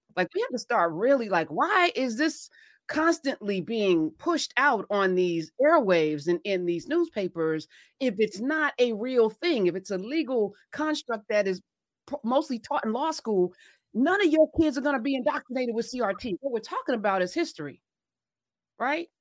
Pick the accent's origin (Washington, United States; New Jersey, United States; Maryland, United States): New Jersey, United States; I'm from Jersey